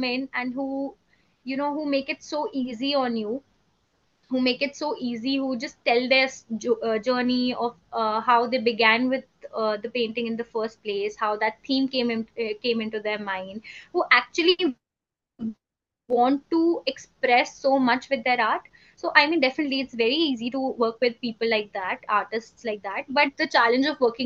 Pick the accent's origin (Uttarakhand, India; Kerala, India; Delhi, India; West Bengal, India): Uttarakhand, India; I'm from Uttarakhand. I'm a native of Uttarakhand